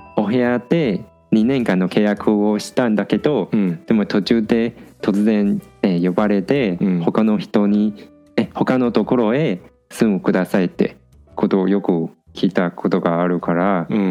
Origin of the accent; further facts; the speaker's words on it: Taiwan; moved away as an adult; now in Japan; ほとんど台湾に戻った時